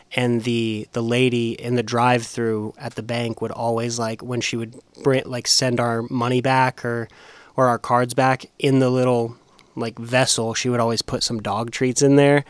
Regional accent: Las Vegas, Nevada, United States; also born or lived in Murfreesboro, Tennessee; now in Nashville, United States; I'm from Vegas and the traffic's terrible there

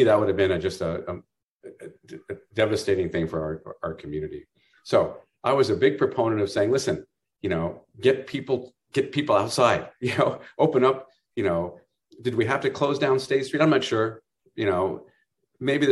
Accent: Burlingame, California, United States; now in Santa Barbara, United States; I grew up in Burlingame, you know, up in the Bay Area

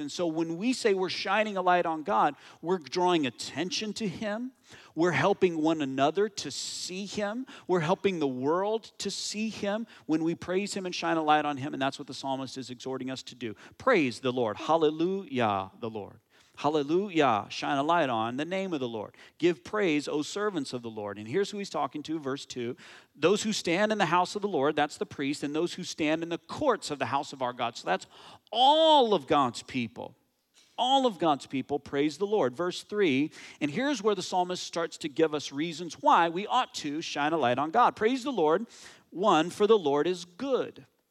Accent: United States; moved away as an adult; now in Canada; my home country, the U S

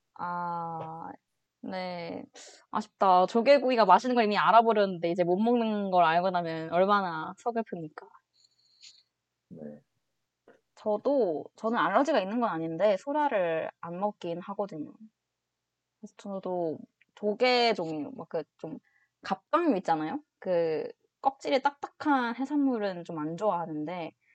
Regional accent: Gyeongsang, South Korea; 경상도 사람으로서

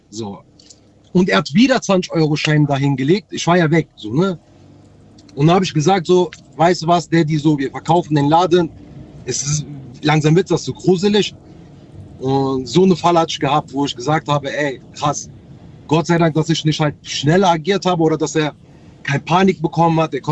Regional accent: North Rhine-Westphalia, Germany; Ich komme aus Nordrhein-Westfalen.

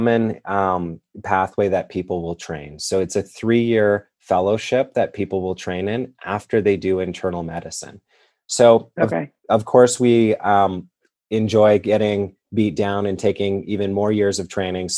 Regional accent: Edmonton, Alberta, Canada; moved away as an adult; also born or lived in Wainwright, Alberta, Canada / Kansas City; now in Cincinnati, United States; I was born and raised, though, in Wainwright, Alberta, Canada, which is a very small town in Alberta. And then we ended up moving towards the city as I grew up. So we grew up near Edmonton, Alberta, Canada

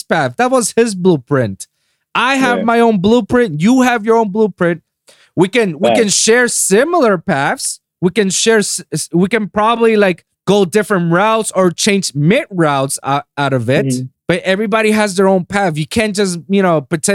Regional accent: Puerto Rico; moved away as an adult; now in Miami, United States; I was born and raised in Puerto Rico for 25 years. And I moved there like 7 years ago

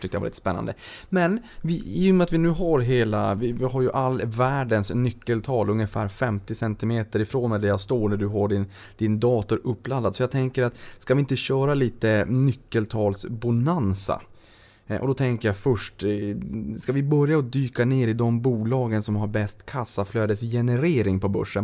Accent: Norrland, Sweden; där jag kommer ifrån uppe i de norrländska trakterna.

